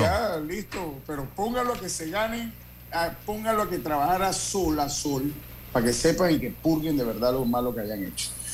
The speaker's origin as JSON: {"language": "Spanish", "country": "Panama"}